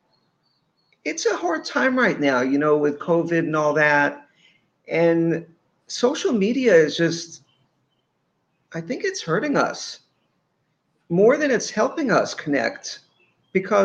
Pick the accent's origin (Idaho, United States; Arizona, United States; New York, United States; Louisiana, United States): New York, United States; I grew up in New York